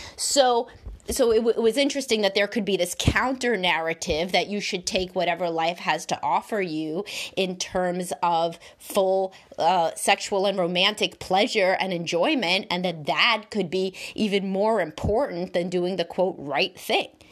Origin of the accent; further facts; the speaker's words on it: New York City, New York, United States; I grew up in Brooklyn